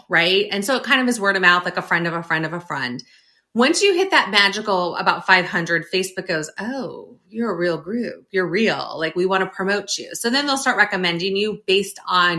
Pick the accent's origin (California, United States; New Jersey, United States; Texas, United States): California, United States; near the Sacramento area; moved away as an adult; now in Northern Virginia, United States; So we moved to Northern Virginia from Northern California, grew up in near the Sacramento area